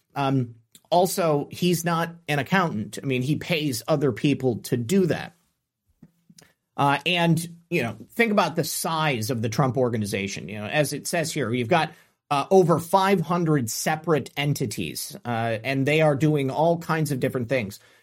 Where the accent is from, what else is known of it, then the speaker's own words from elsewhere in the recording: United States; we as American citizens